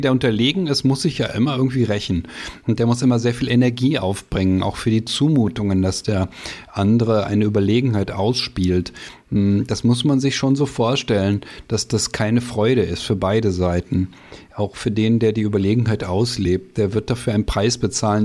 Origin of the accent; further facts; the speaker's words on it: Germany; als Deutsche